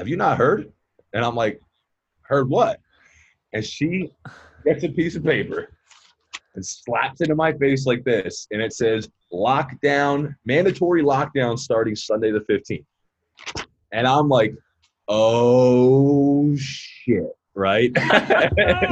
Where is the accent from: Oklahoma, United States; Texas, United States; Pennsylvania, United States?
Pennsylvania, United States; Philadelphia; moved away as an adult; also born or lived in Scottsdale, Arizona; I'm from Philly